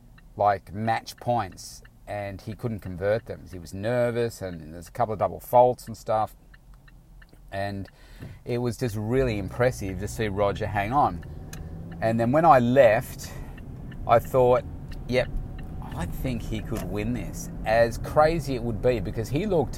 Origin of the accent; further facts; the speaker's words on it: Melbourne, Victoria, Australia; it's in, you know, my hometown